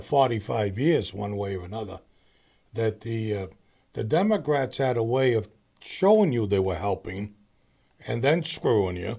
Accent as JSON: {"language": "English", "town": "Boston", "region": "Massachusetts", "country": "United States", "tie": "born or raised there", "said": "I grew up in the East Boston area"}